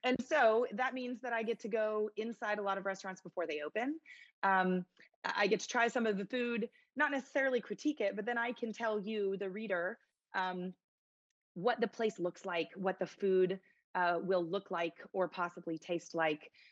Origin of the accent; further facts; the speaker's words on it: Dallas, Texas, United States; also born or lived in Missouri; born and raised in Dallas and decided to come back to Dallas after I went to Mizzou